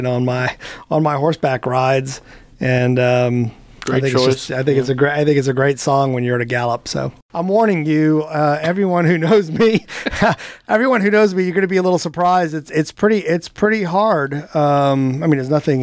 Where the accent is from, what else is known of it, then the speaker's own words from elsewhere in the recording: Long Island, New York, United States; I'm from Long Island